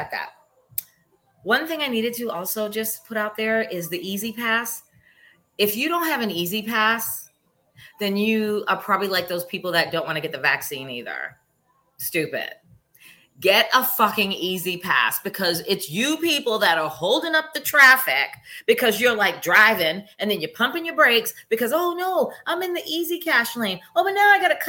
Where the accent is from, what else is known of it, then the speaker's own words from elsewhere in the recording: Massachusetts, United States; I'm born and raised in Massachusetts